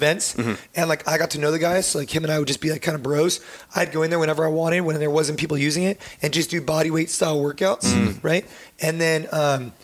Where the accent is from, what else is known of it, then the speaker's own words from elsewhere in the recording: United States; we're all Americans